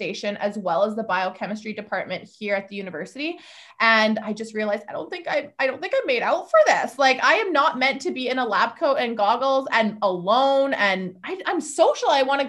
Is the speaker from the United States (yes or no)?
no; Lethbridge, Alberta, Canada; I am from Lethbridge, Alberta, Canada